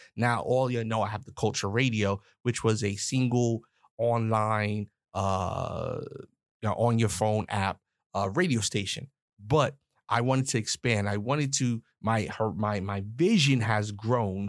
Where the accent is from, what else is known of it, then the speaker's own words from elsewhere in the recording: New York, United States; I'm a New York cat. I'm from New York